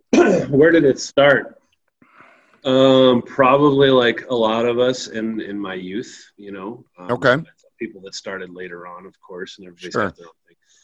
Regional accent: Aurora, Colorado, United States; also born or lived in New Jersey / Thornton, Colorado; I was born in New Jersey, unfortunately, and moved out here when I was about 3 years old, so I don't really remember it too much. So I was raised out here in Colorado, in Aurora

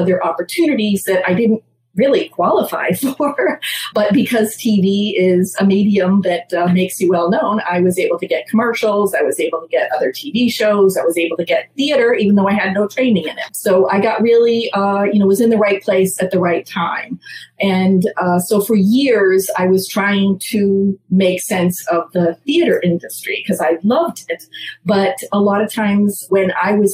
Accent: Massachusetts, United States; moved away as an adult; now in New York City, United States; I grew up in Massachusetts, then moved to New York in graduate school to get an internship

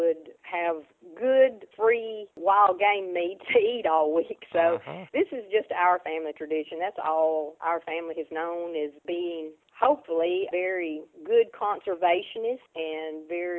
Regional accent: Tennessee, United States; county I was born in. My family {S0} Okay. {S1} lived on an isolated farm. We didn't have neighbors. We lived at the end of a dirt road, and we lived pretty much off wild game.

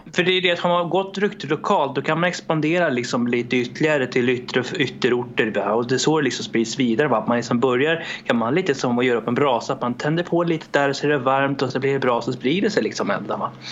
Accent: Sweden; also born or lived in Romania; Jag föddes i Rumänien 1991 och kom till Sverige 94

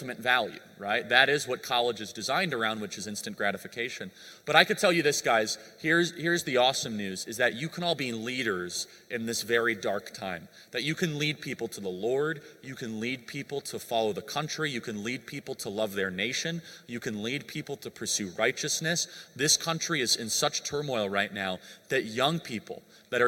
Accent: United States; I grew up in America

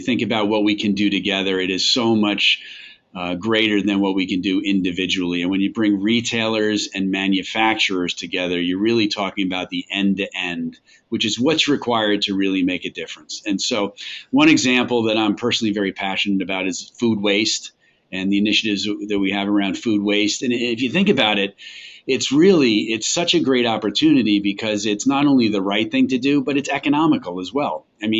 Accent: New York, United States; accent: New York; I'm originally from New York, and so lost the New York accent a long time ago.

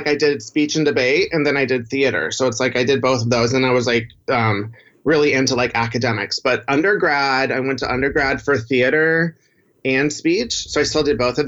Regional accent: Houston, Texas, United States; I grew up in Houston

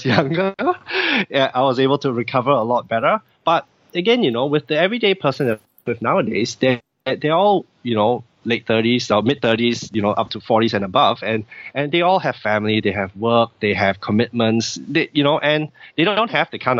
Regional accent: Singapore; I'm from Singapore, and you know, in Singapore, people tend to be very it's a very fast paced society

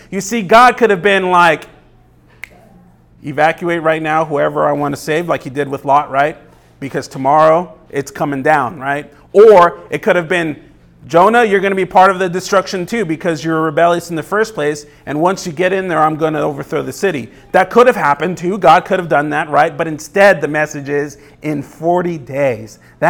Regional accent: Los Angeles, California, United States; now in Tucson, United States; Now, I came from Los Angeles. There's millions of people there, millions of people. And so Tucson, for me, was a small town compared to it, but my life in L.A. was nonstop.

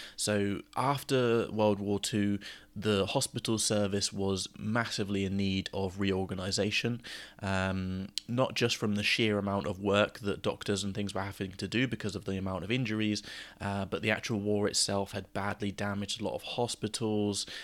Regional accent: United Kingdom; as British people

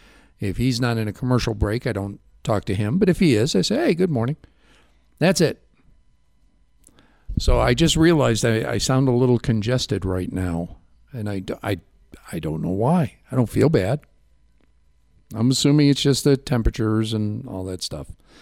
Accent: Chicago, Illinois, United States; I grew up hearing it in Chicago in the 70s because it was the theme song for Svengoolie.

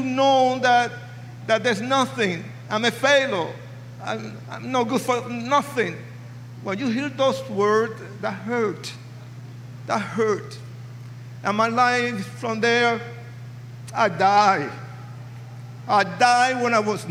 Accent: New York City, New York, United States; moved away as an adult; also born or lived in Puerto Rico / California; now in Colorado Springs, United States; I was born in Puerto Rico. Raised in New York City, educated in California, and confused in Colorado Springs, Colorado.

